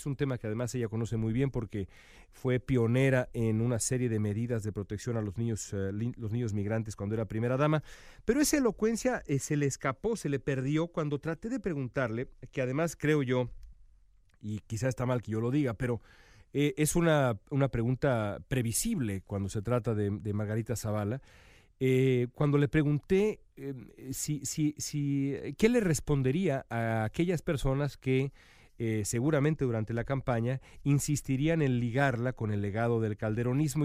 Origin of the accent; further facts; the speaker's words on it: Mexico; now in United States; soy mexicano y vivo acá